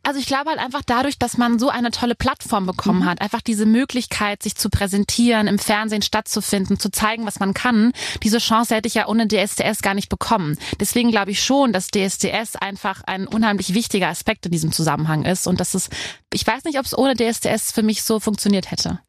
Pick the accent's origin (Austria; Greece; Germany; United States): Germany; near Koblenz, Rhineland-Palatinate; also born or lived in Cologne; Ich komme ja vom Rhein, äh, bei Koblenz